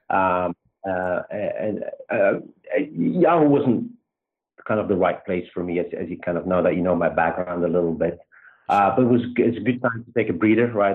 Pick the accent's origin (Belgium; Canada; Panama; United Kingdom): Belgium; accent: Belgian; moved away as an adult; also born or lived in Luxembourg; now in United States; I grew up in Belgium. Um, and um, yeah, pretty much lived there till I was 26 with a, a small stint in Luxembourg